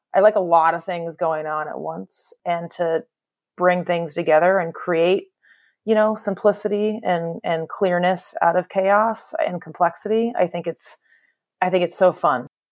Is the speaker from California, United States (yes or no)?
yes; Bay Area, California, United States; I'm one of the, I guess I'm told, rare, born and raised in the Bay Area natives.